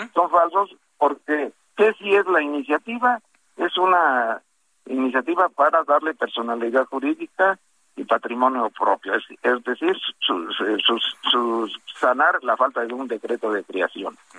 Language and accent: Spanish; Tula de Allende, Hidalgo, Mexico; yo soy de Tula